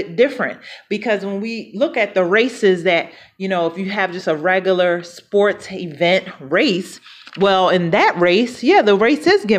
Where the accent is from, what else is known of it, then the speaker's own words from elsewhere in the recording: Philadelphia, Pennsylvania, United States; moved away; I'm from Philadelphia originally. And that's where I was born and raised.